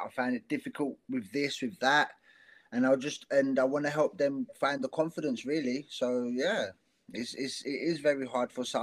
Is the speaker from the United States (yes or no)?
no; South Africa; accent: South African mixed with South London; It's tough for me because part of my accent is South African. Oh. And mixed with South London, so yeah, it's a it's a it's a duo of of accents.